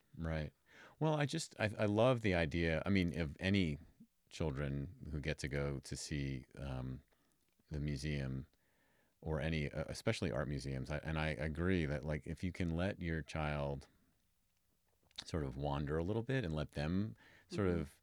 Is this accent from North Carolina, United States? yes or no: no; New York City, New York, United States; moved away as an adult; now in Reno, United States; I'm from New York originally